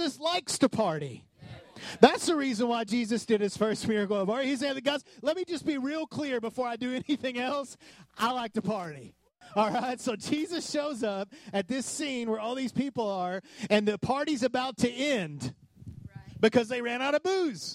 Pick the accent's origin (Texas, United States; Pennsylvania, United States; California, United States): Texas, United States; West; I grew up in West Texas